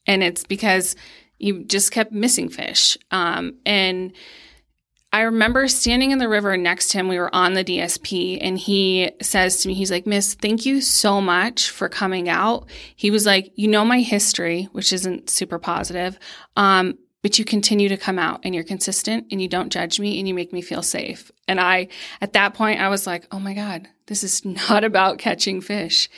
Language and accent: English; Pennsylvania, United States; moved away as an adult; now in Colorado, United States; I am originally from Pennsylvania, um, and grew up spin fishing. Um, and then when I moved to Colorado